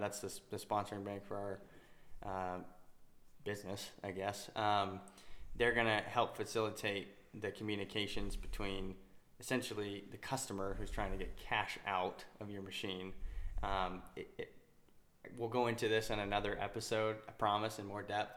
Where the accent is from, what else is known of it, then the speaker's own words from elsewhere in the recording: Utah, United States; I'm from Utah which is where we currently live.